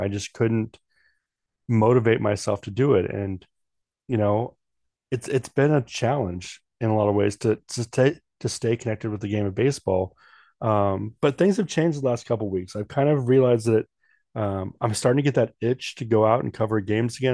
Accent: Washington, United States; moved away as an adult; also born or lived in Oregon; now in North Dakota, United States; I'm from the Northwest, born and raised

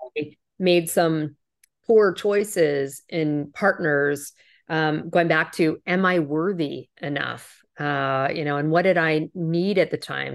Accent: Canada; moved away as an adult; now in United States; I'm originally from Canada. You might have heard that when I say out and about

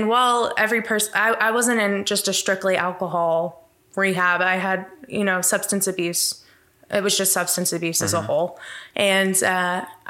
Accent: Abilene, Texas, United States; I grew up in Abilene. My parents owned Christian radio stations in Abilene

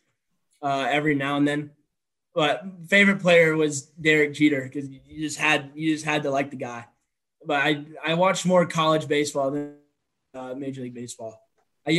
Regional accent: Jacksonville, Florida, United States; I was born and raised down here in Jacksonville

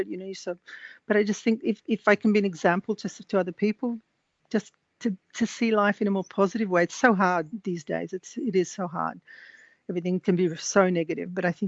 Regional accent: Australia; first language English; moved away as an adult; also born or lived in France; now in Italy; growing up in Australia, I said, I'm only speaking English

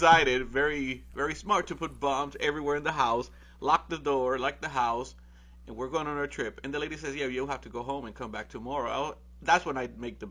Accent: Puerto Rico; moved away; I come from Puerto Rico.

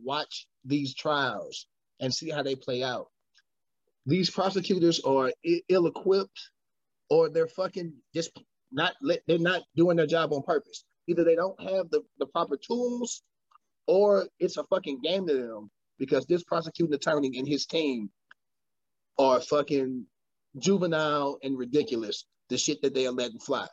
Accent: United States; I'm American

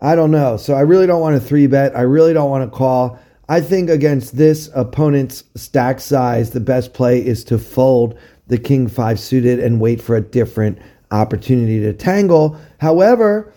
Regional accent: Maryland, United States; my home state of Maryland

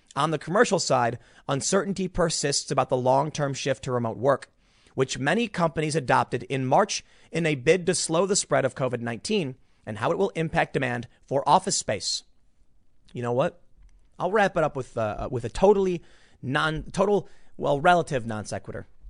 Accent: United States; I'm an American

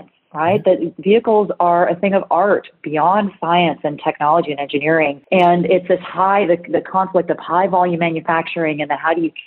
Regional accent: California, United States; moved away as an adult; I'm a girl from California, though, so I'm one of those rare transplants that went east

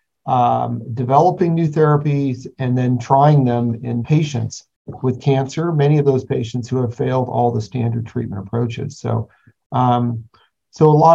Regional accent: California, United States; born and raised in California

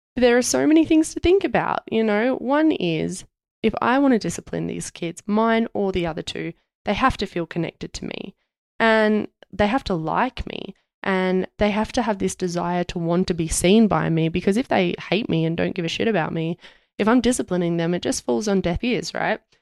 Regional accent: Australia; being Australian

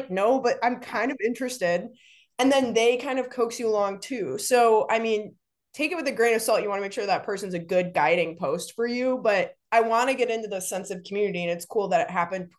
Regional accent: Virginia, United States; Like, so I grew up in Northern Virginia and I would go down to UVA and like run with friends around there.

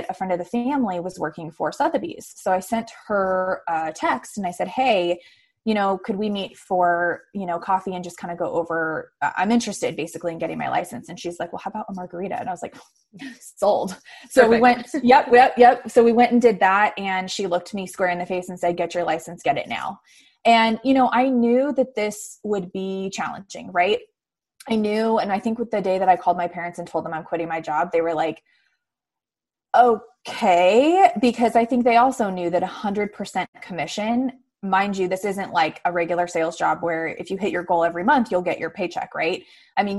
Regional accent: Arizona, United States; I grew up in Arizona, graduated from Arizona State.

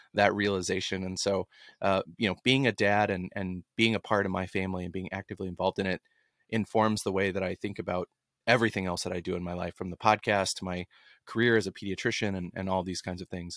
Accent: Dallas, Texas, United States; growing up in Dallas

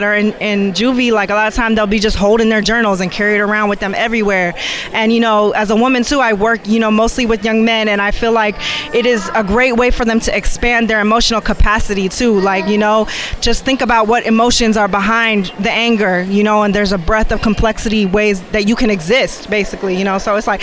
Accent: Seattle, Washington, United States; now in Oakland, United States; I'm somebody that is a transplant. I've been here for 8 years, but I'm originally from Seattle, Washington, up north.

